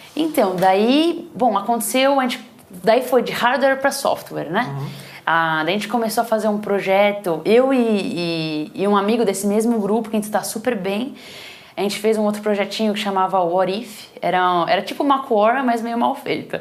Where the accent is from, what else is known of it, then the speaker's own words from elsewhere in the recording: São Paulo, Brazil; moved away as an adult; also born or lived in Boston; now in Silicon Valley, United States; Eu vim de família, sou de São Paulo mesmo, vim de família simples